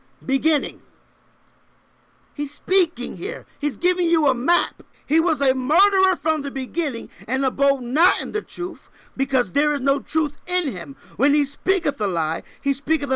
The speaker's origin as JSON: {"language": "English", "region": "Connecticut", "country": "United States", "moved": "yes", "lives_now": "Texas, United States", "said": "I'm from Connecticut"}